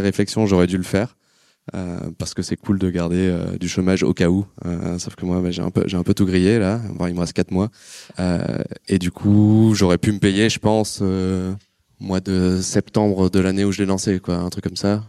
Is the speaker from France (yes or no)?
yes; Marseille, Provence-Alpes-Côte d'Azur, France; je suis né à Marseille, fac d'éco